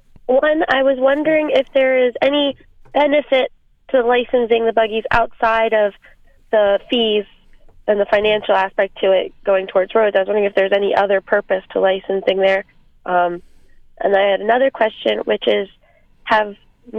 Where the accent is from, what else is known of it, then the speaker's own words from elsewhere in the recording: Strasburg, Pennsylvania, United States; growing up in Strasbourg